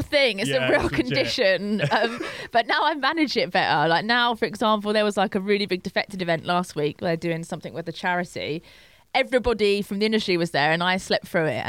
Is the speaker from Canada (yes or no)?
no; London, United Kingdom; It's my hometown.